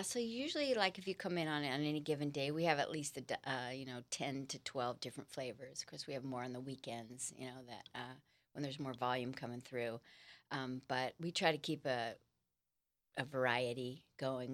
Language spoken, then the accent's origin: English; Los Angeles, California, United States; now in San Diego, United States; I'm from Los Angeles